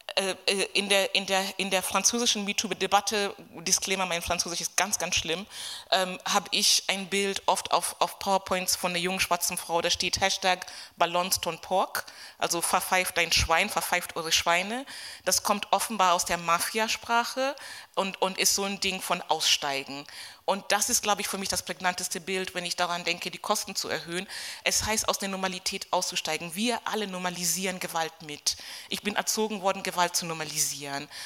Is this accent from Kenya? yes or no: yes; Kenya; moved away as an adult; now in Germany; ich bin zehn Jahre nach dem Kolonialismus geboren in Kenia, das ist mein, mein Hintergrund. Bin auch dort zur Schule gegangen, habe mein Abitur dort gemacht, bevor ich nach Deutschland gekommen bin.